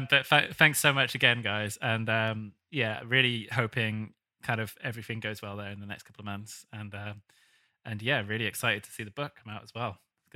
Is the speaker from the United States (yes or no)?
no; United Kingdom; going to New York as a Brit